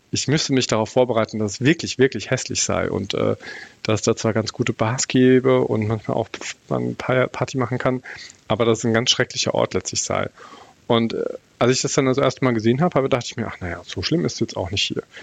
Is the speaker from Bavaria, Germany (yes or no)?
yes; Bavaria, Germany; äh, für mich als Bayer ist es immer auch harter Tobak